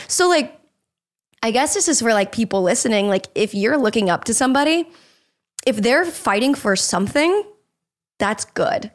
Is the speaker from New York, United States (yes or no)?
no; Jacksonville, Florida, United States; moved away; I grew up in Jacksonville.